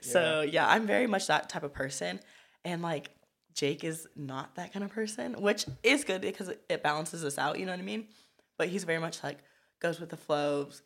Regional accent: Pasadena, California, United States; also born or lived in Compton, California / Downtown Los Angeles; originally I grew up in Compton for about, like, eight years. Then me and my mom kind of, like, bounced around. We were in downtown L A for a minute. um, you know, I had to move back to Compton and then finally ended up in Pasadena, which is where I went to middle school, high school

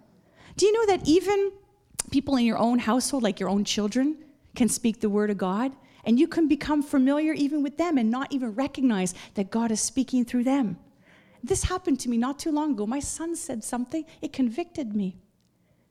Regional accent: Montreal, Quebec, Canada; moved away; like at my own hometown. Montreal is where I'm from

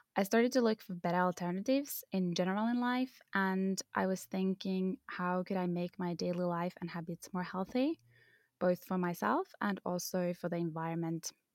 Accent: Finland; I come from Finland

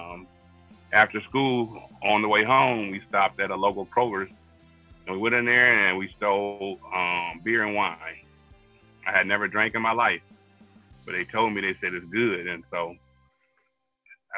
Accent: Toledo, Ohio, United States; I was born and raised here in Toledo, Ohio.

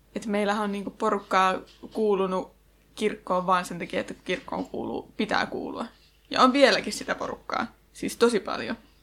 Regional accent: Janakkala, Tavastia Proper, Finland; mähän itse oon Janakkalasta

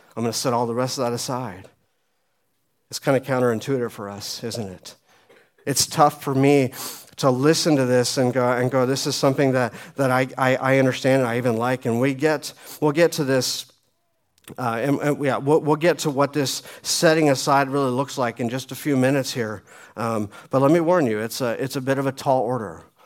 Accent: Phoenix, Arizona, United States; moved away as an adult; also born or lived in Colorado; I was raised uh, in Phoenix, lived there until I was about 25

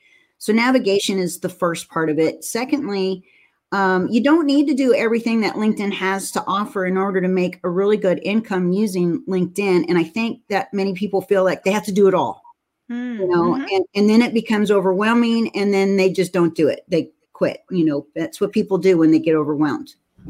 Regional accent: San Jose, California, United States; I'm a California girl and I grew up in San Jose

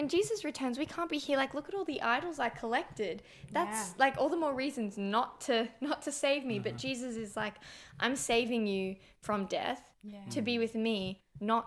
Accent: England, United Kingdom; accent: British; also born or lived in Australia; now in Sydney, Australia; I grew up in England

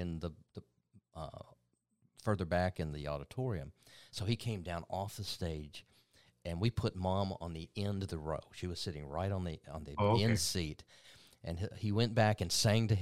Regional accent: LaFayette, Georgia, United States; … with the … is from my hometown. We went to the same high school, Lafayette High School.

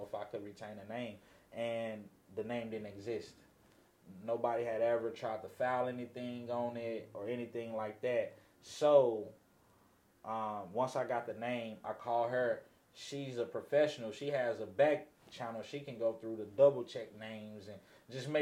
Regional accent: Los Angeles, California, United States; I grew up in Los Angeles, California

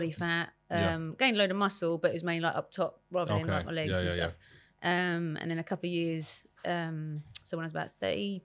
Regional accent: Essex, East of England, United Kingdom; now in Birmingham, United Kingdom; from Essex

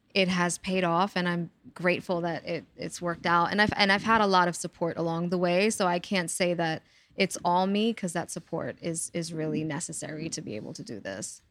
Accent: New York City, New York, United States; I'm a native New Yorker, born and raised in the Bronx and still living here.

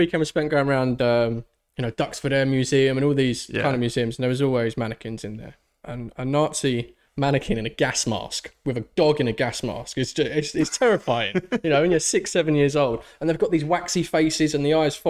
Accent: London, United Kingdom; growing up in North London

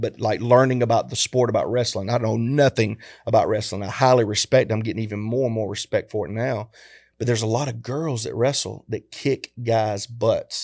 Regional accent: the South, United States; we grew up in the South

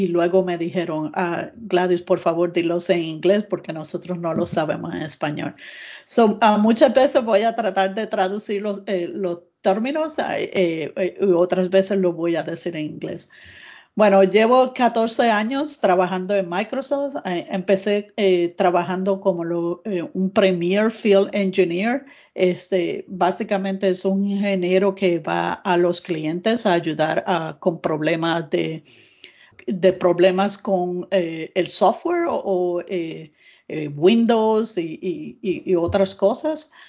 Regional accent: Puerto Rico; now in United States; yo soy de Puerto Rico, ah, aunque llevo 30 ah, años ahora en Estados eh, Unidos

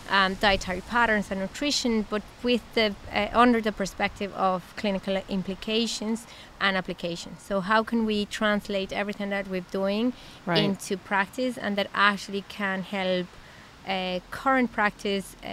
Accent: Mexico; English is a second language; Um, well, I'm from Mexico. I'm an internal medicine doctor. I did internal medicine in uh, Mexico

